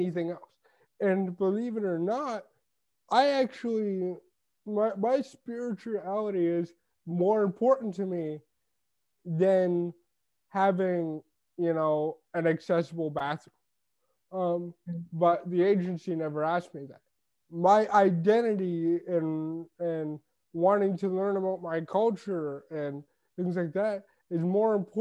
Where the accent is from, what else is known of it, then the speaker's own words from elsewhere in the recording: Toronto, Ontario, Canada; now in Sarnia, Canada; I'm like, from Canada. From Toronto